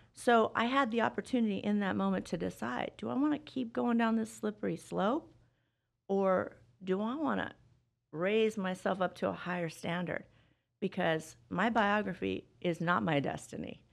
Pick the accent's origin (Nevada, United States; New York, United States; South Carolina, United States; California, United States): Nevada, United States; Las Vegas; I grew up here in Vegas